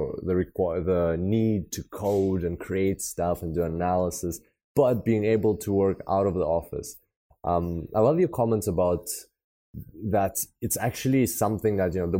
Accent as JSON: {"language": "English", "country": "Australia", "said": "my home country, Australia."}